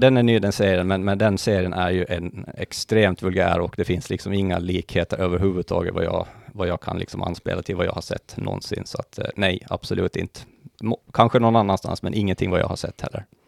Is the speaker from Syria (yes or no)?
no; Mariehamn, Åland Islands; moved away as an adult; also born or lived in Lumparland; now in Stockholm, Sweden; jag är ju född och uppvuxen på Åland då. Eh, Lumparland, mina första levnadsår, sen blev det Mariehamn, eh, där jag inledde min skolgång